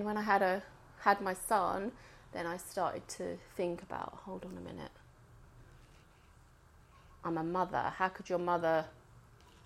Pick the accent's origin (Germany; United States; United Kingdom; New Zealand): United Kingdom; England; I was born in England